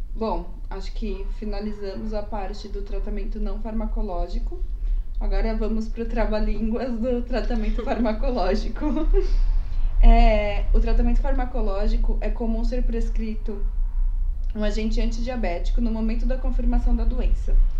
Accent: São Paulo, Brazil; nós somos daqui da capital de São Paulo, ou seja, uma cidade grande

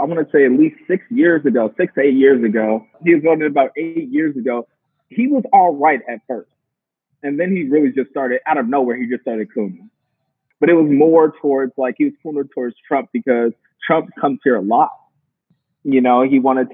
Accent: Milwaukee, Wisconsin, United States; from Milwaukee, born and raised there

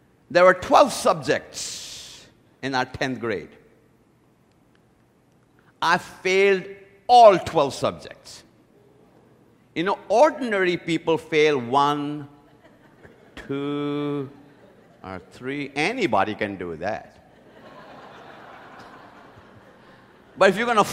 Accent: India; moved away; When I was growing up in India, I went to the best school.

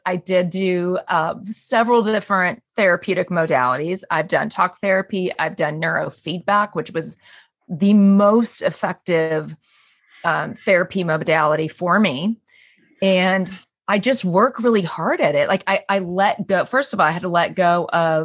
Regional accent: Southern California, United States; I grew up in Southern California

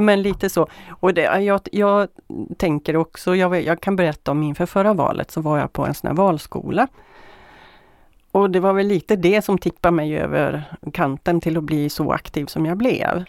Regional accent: Sollefteå, Västernorrland County, Sweden; now in Västra Götaland, Sweden; Jag kommer från Sollefteå från början.

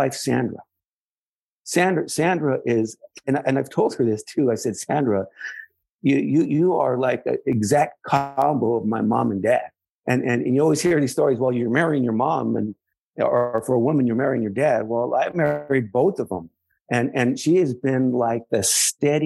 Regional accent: San Jose, California, United States; I grew up in East San Jose, a working class family

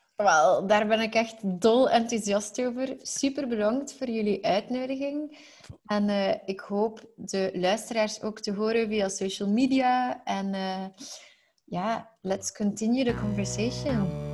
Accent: Belgium; zeker als Belgen, want wij als Belgen

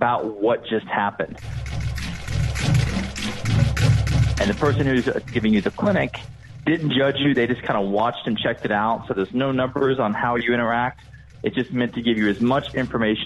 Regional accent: Kentucky, United States; moved away; also born or lived in Dallas; I'm originally from Kentucky

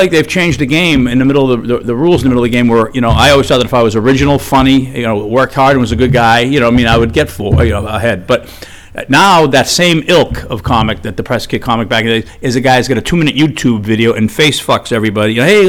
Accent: Arlington, Massachusetts, United States; I was from Arlington, Mass

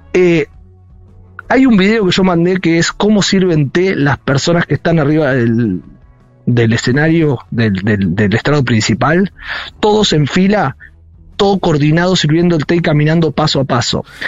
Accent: Saladillo, Buenos Aires Province, Argentina; moved away as an adult; now in Beijing, China; mi pueblo también, yo soy de Saladillo

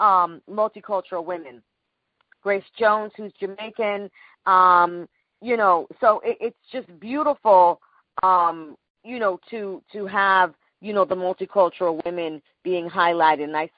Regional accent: Panama; I'm from Panama.

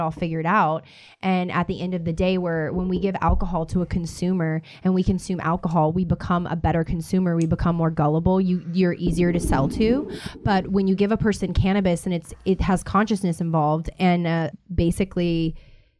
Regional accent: Louisiana, United States; now in Los Angeles, United States; I'm from Louisiana, so I'm from the sticks.

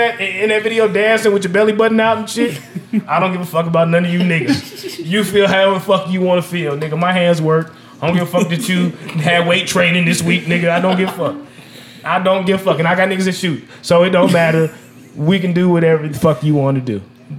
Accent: Las Vegas, Nevada, United States; I am born and raised in Las Vegas, Nevada. I've never lived anywhere else.

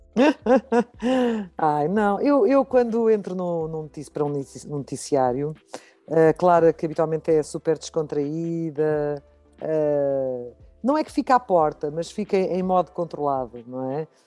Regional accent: Lisbon, Portugal; eu sou de Lisboa

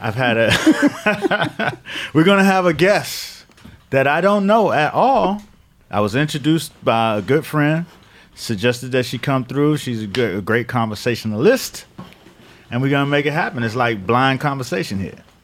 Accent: Miami, Florida, United States; I grew up in the Northwest side of Miami

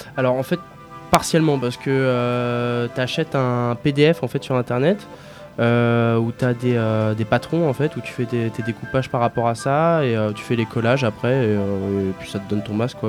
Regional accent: Aulnay-sous-Bois, Île-de-France, France; j'ai grandi à Aulnay

